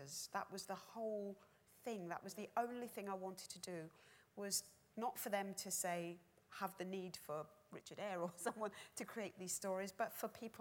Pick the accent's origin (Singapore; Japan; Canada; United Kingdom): United Kingdom; London; as a young person growing up in London